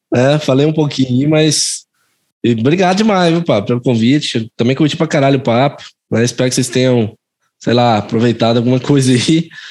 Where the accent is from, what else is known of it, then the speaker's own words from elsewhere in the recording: Goiás, Brazil; sou goiano mesmo